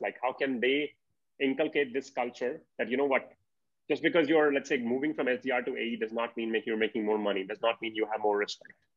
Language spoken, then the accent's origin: English; India; as an Indian